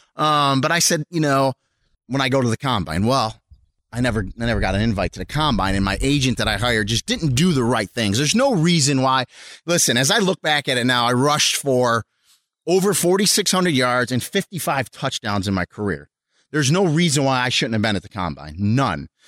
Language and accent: English; Rochester, New York, United States; I, uh, was born and raised in Rochester, New York. So that's where I'm from